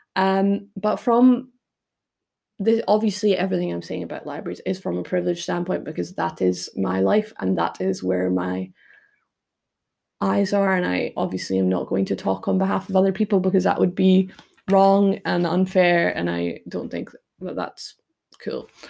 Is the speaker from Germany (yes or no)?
no; United Kingdom; also born or lived in Toronto, Canada; as a British person